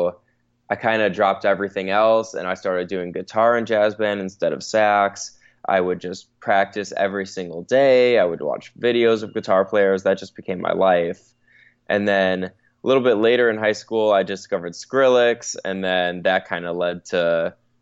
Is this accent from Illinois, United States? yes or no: yes; Chicago, Illinois, United States; moved away as an adult; also born or lived in Tampa, Florida / London; now in Los Angeles, United States; I was born and raised in Chicago, lived there till I was 18, so I did everything through high school there